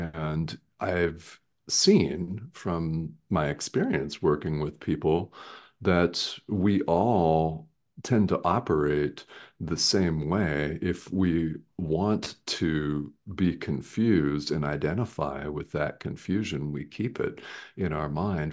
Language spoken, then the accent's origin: English; Arizona, United States; I'm from Arizona in the United States